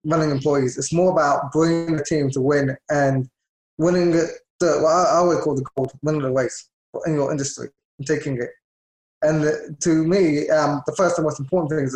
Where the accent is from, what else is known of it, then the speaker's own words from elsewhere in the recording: London, United Kingdom; moved away as an adult; now in United States; I was born and raised in London.